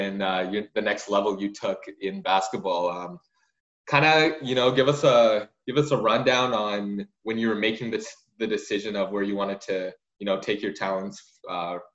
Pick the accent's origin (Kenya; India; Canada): Canada; Richmond, British Columbia; grade 8, I was at Canby in Richmond.